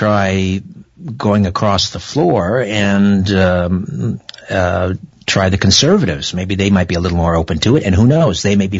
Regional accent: Brantford, Ontario, Canada; We're going to go to my hometown, Brantford, Ontario, on the beautiful Grand River.

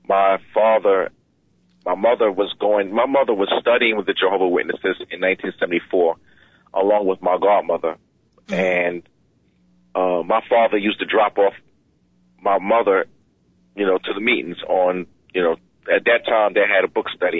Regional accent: New York City, New York, United States; moved away; I'm from Queens. Boulevard at 12th Road.

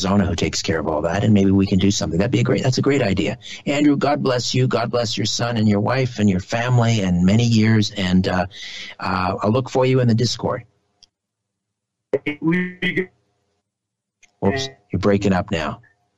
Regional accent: Brantford, Ontario, Canada; Brantford because that's my hometown

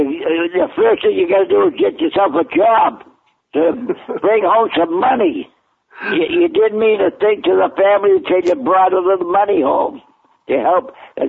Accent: Boston, Massachusetts, United States; I grew up in East Boston, which is just outside of Boston.

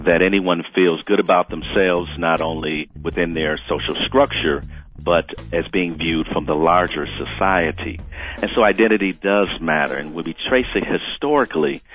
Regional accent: Milwaukee, Wisconsin, United States; I grew up in Milwaukee, Wisconsin, in the urban center, as you would say, the inner city

